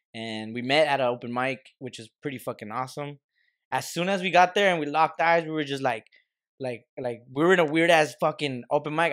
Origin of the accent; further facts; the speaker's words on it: United States; we're American, we're Mexican Americans